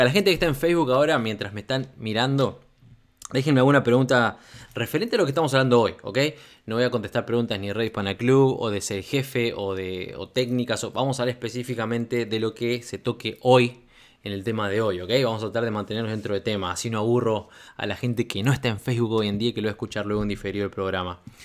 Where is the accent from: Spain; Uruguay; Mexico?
Uruguay; moved away as an adult; also born or lived in Democratic Republic of the Congo; cuando me fui al Congo en el 2014 ya no volví al Uruguay. Yo años anteriores, debido a bueno, mi carrera como relacionista público, trabajé para, bueno, para varios este, establecimientos, para discotecas muy grandes de mi país